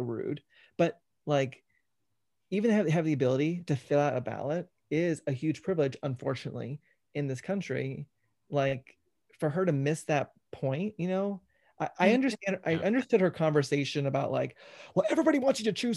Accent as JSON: {"language": "English", "region": "Georgia", "country": "United States", "tie": "born or raised there", "said": "I grew up in Georgia"}